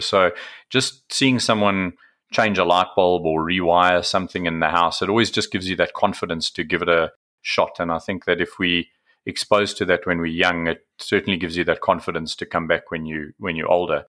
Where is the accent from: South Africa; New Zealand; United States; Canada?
South Africa; I'm from South Africa, as you know, so rugby is certainly a sport we played over here